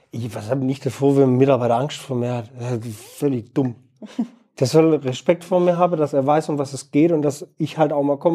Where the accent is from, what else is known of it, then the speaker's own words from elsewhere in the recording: Heilbronn, Baden-Württemberg, Germany; now in Bielefeld, Germany; Äh, Heilbronn.